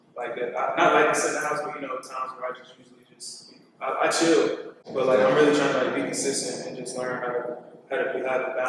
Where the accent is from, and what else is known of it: Atlanta, Georgia, United States; born or raised there; also born or lived in Newburgh, New York